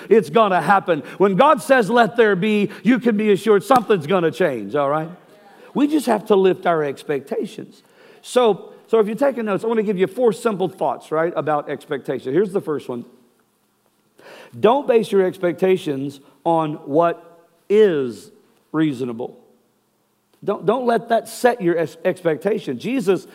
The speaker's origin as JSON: {"language": "English", "region": "Texas", "country": "United States", "said": "I'm from Texas"}